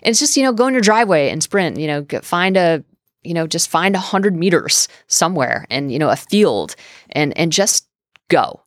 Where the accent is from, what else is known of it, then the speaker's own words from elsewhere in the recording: New England, United States; I'm from New England